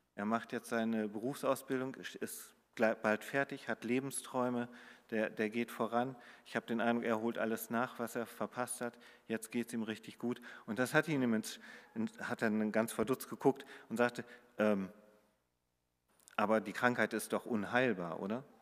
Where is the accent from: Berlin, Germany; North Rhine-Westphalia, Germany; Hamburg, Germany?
Hamburg, Germany; wo ich äh, aus Hamburg komme